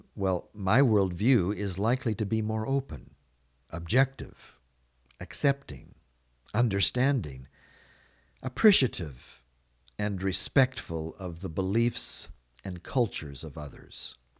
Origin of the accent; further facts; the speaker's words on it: Canada; I live in Canada. I grew up being immersed in Canadian culture